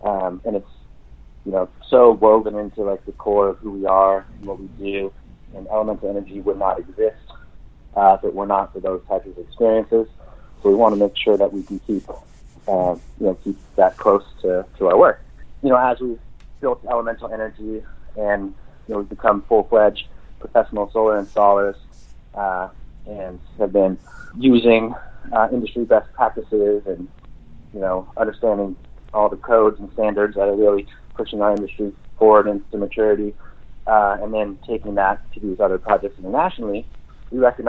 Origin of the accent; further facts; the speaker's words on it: Oregon, United States; we're from Oregon